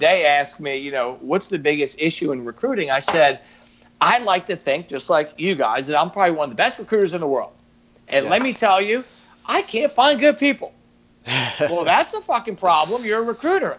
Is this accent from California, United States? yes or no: no; New York, United States; now in Baltimore, United States; as a New Yorker, born and raised, you know, I got that edginess